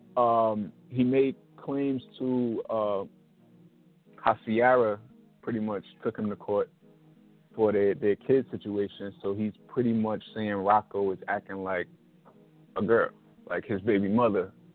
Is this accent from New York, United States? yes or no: yes; New York City, New York, United States; I'm from Brooklyn, New York